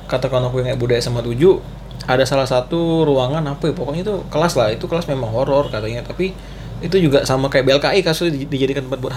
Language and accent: Indonesian; Bengkayang, West Kalimantan, Indonesia; Terus kan aku juga dulu waktu pas zaman SD pas aku di Bengkayang ya itu lebih hutan